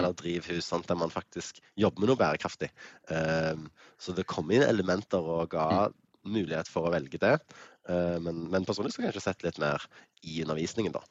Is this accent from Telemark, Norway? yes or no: no; Stavanger, Rogaland, Norway; now in Bergen, Norway; bodde i Stavanger, født og oppvokst, born and raised. Altså, det er der jeg kommer fra.